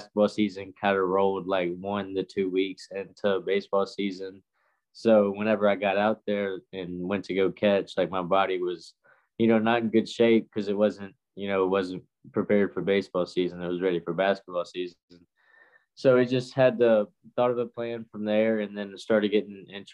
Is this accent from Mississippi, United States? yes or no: yes; Mississippi, United States; Here in Mississippi. It's a place about an hour in between Hattiesburg and Gulfport, just a small place that I grew